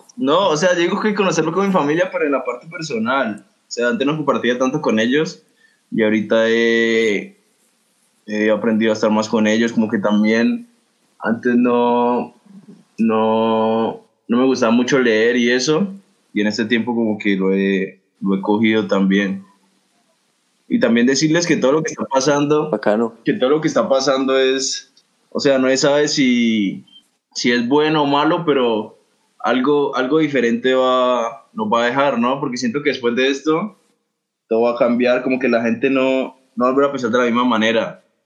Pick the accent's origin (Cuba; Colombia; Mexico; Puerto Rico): Colombia; entre los mismos colombianos